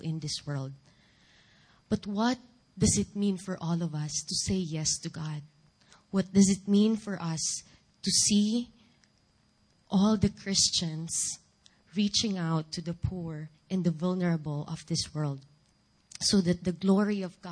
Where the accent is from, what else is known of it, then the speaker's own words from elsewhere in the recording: Philippines; first language Filipino; English is a second language; moved away; my native language, Filipino.